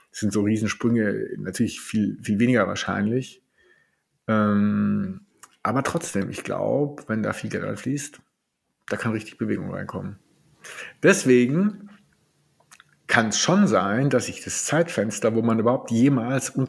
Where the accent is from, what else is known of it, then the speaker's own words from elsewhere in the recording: Stuttgart, Baden-Württemberg, Germany; Ich als Schwabe komme ja auch ab und zu mal auf den Gedanken, man könnte auch mal sparen.